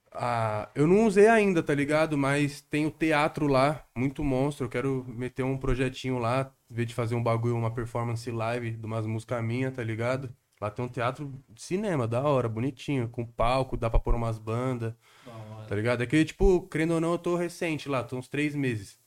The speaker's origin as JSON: {"language": "Portuguese", "town": "Guarulhos", "region": "São Paulo", "country": "Brazil", "tie": "born or raised there", "moved": "as an adult", "lives_now": "São Paulo, Brazil", "said": "eu cresci aqui praticamente, tá ligado? Exato. Desde os 10 anos de idade. Eu não nasci em Guarulhos"}